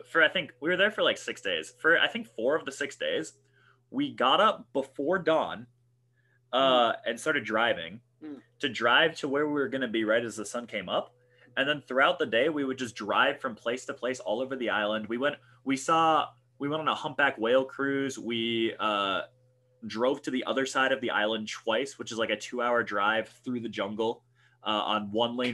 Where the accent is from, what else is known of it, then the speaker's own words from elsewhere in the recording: Minnesota, United States; We're from Minnesota